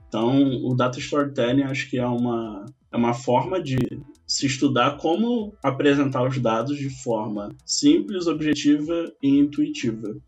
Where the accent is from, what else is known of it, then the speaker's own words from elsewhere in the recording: Niterói, Rio de Janeiro, Brazil; moved away as an adult; now in São Paulo, Brazil; Nasci em Niterói